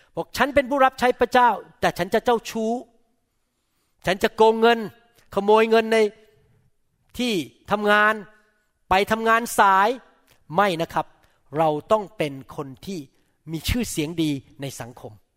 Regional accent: Thailand; now in United States; ผมเป็นคนไทย

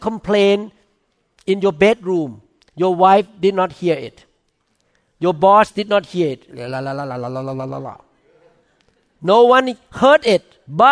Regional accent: Thailand; English is a second language; now in United States; I came from Thailand

